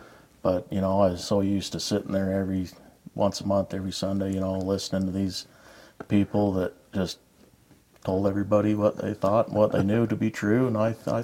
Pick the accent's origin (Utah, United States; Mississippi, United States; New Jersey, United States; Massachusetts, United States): Utah, United States; Richmond; I was born and raised in Richmond, never left.